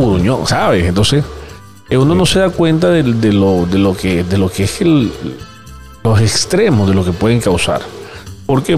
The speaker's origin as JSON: {"language": "Spanish", "country": "Venezuela", "said": "como todo venezolano"}